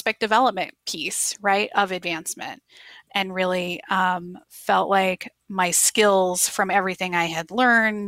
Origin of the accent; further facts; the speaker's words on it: Maryland, United States; moved away as an adult; also born or lived in Nashville, Tennessee / San Diego, California; I grew up, my husband and I are high school sweethearts. So we met in middle school and, in Maryland